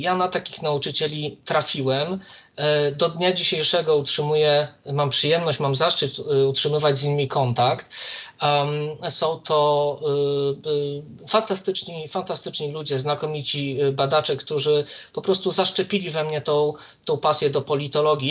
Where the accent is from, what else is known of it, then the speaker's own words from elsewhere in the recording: Warsaw, Masovian Voivodeship, Poland; jestem z Warszawy